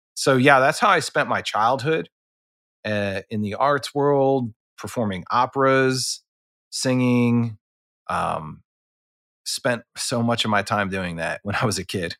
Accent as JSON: {"language": "English", "town": "Philadelphia", "region": "Pennsylvania", "country": "United States", "tie": "born or raised there", "said": "I grew up in Philadelphia"}